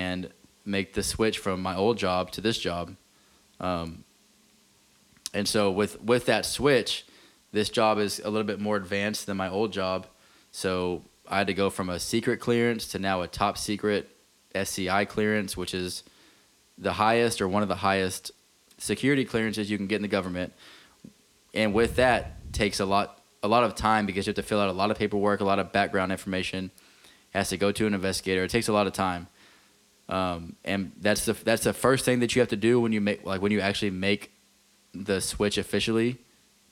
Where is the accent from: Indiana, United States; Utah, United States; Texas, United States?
Texas, United States; Abilene; moved away as an adult; now in Jacksonville, United States; my hometown, Abilene, Texas